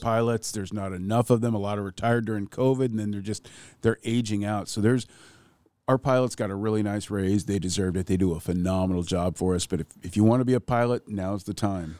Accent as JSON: {"language": "English", "town": "Ketchikan", "region": "Alaska", "country": "United States", "tie": "born or raised there", "said": "growing up in Ketchikan"}